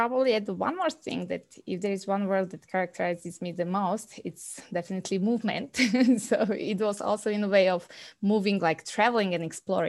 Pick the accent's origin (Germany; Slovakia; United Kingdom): Slovakia; moved away as an adult; now in Calgary, Canada; I'm coming from Slovakia, as was already mentioned, and we moved to Calgary 3 years ago.